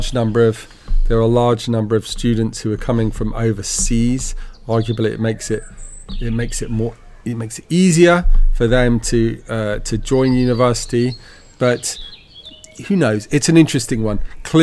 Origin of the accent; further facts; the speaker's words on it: United Kingdom; Look, I mean, I'm British. I was born up in the UK